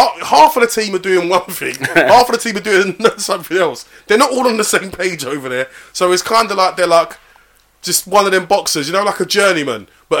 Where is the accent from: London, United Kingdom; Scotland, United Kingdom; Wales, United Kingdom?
London, United Kingdom; They're my hometown club, my second team.